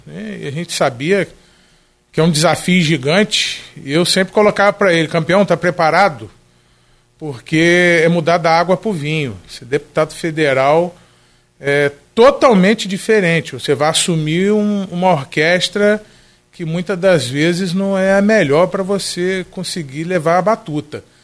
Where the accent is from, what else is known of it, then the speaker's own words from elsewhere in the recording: Campos dos Goytacazes, Rio de Janeiro, Brazil; minha terra natal, que é Campos